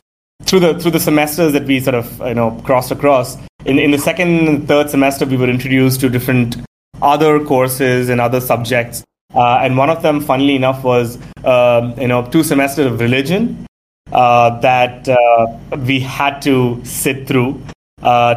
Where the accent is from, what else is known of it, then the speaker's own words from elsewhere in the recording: Delhi, India; I'm a Tamilian by birth, but was born and raised in Delhi